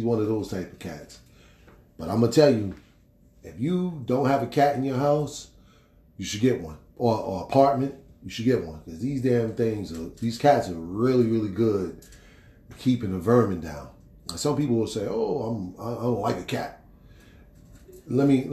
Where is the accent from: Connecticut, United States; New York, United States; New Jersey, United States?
New Jersey, United States; Newark; also born or lived in East Orange, New Jersey; I was born and raised in Newark, New Jersey, or Newark and East Orange